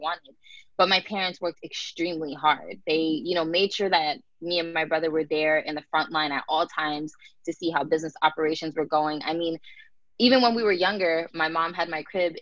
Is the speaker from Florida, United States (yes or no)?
yes; Tampa, Florida, United States; also born or lived in New Jersey; I grew up in New Jersey, and I moved to Florida when I was about 6 years old